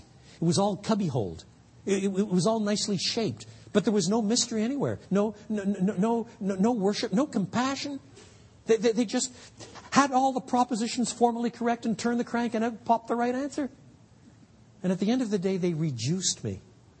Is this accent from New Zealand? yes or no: no; Quebec, Canada; I grew up in French Canada, where in many parts of the country at the time, now it's very different, it's very secular, the highest abortion rate in North America.